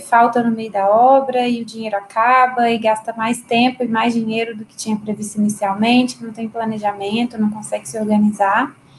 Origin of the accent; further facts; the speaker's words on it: Caparaó, Minas Gerais, Brazil; moved away as an adult; now in Belo Horizonte, Brazil; Eu sou de Caparaó. É Caparaó? uma cidadezinha no interior de Minas, é, já na divisa do estado de Minas com o Espírito